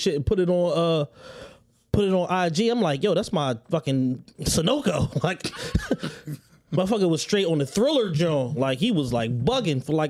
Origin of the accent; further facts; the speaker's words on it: Philadelphia, Pennsylvania, United States; I'm a Southwest West Philly nigga in Frankfurt